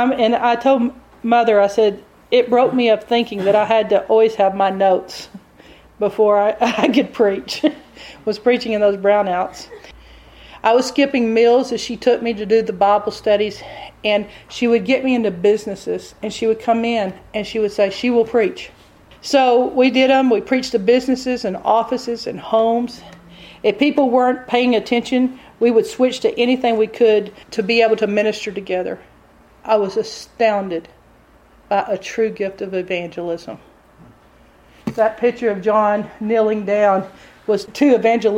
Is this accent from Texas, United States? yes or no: yes; Texas, United States; accent: Texas